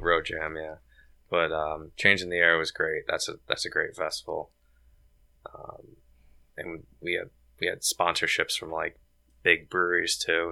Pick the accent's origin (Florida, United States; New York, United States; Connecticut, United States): Connecticut, United States; Cheshire; I'm from Cheshire